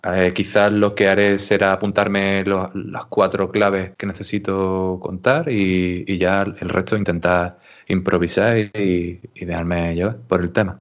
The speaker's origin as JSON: {"language": "Spanish", "town": "Huelva", "region": "Andalusia", "country": "Spain", "said": "soy de Huelva"}